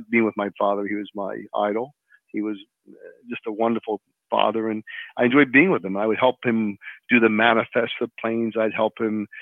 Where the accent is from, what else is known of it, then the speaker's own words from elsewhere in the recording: Philadelphia, Pennsylvania, United States; I grew up in Philadelphia